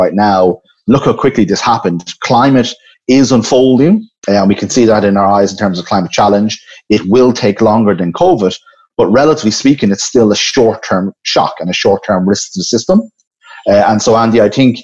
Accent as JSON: {"language": "English", "country": "Ireland", "said": "my home country, Ireland, and I've been here the last few months."}